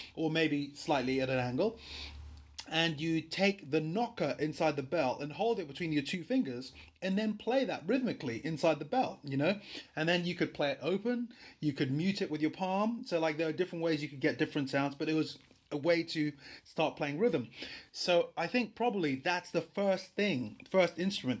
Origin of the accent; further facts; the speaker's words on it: Lagos, Nigeria; moved away; I was born in Lagos, Nigeria.